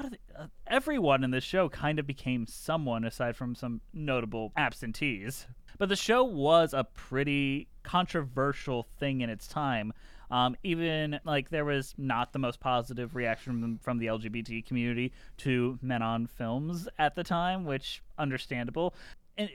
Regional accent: Detroit, Michigan, United States; I grew up in Detroit

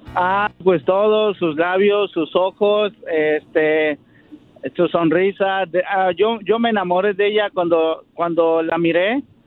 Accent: Mexico City, Mexico; now in Santa Clara, United States; yo soy de la Ciudad de México y este radico aquí en Santa Clara, California

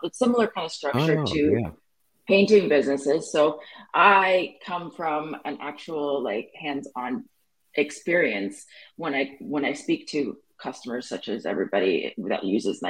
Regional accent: Canada; I'm Canadian

